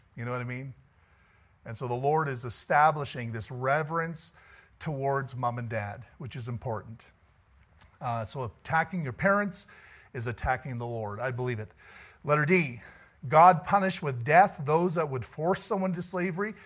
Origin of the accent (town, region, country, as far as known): Canada